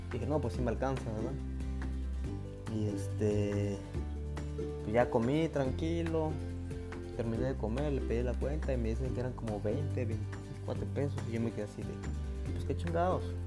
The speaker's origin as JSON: {"language": "Spanish", "region": "Oaxaca", "country": "Mexico", "also_born_or_lived": "Mexico City", "moved": "as an adult", "said": "Yo, soy del estado de Oaxaca"}